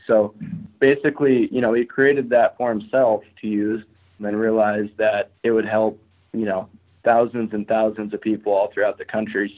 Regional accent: eastern Montana, United States; now in Missoula, United States; I was born and raised in Montana on the other side of the state. So, I was born in eastern Montana.

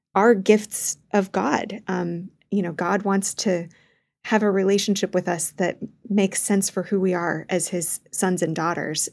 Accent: Wichita, Kansas, United States; moved away; growing up in Wichita, Kansas

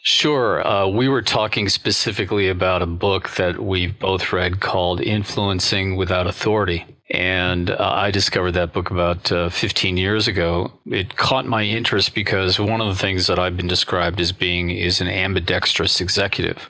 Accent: United States; as an American

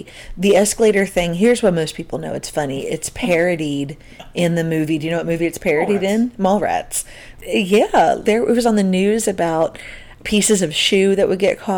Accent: New Jersey, United States; I grew up in Central South Jersey

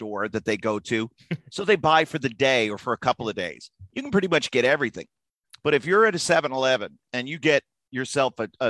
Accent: Florida, United States; Growing up in Florida and so many golf courses around.

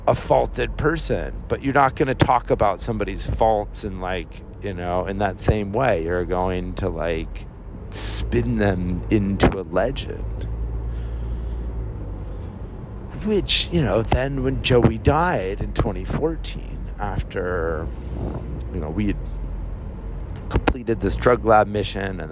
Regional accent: the Northwest, Pacific Northwest, United States; moved away as an adult; now in upstate New York, United States; All of us Northwest boys in a foreign land

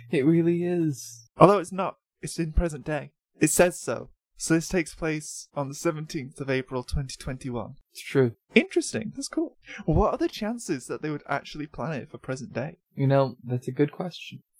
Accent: United States; I'm an American.

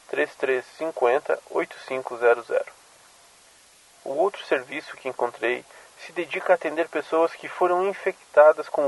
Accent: São Paulo, Brazil; sou de São Paulo e também faço parte da Resistência.

